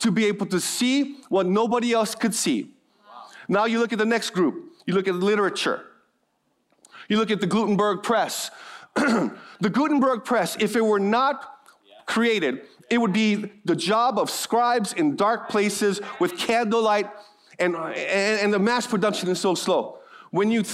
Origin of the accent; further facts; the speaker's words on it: Hawaii, United States; I'm born and raised in Hawaii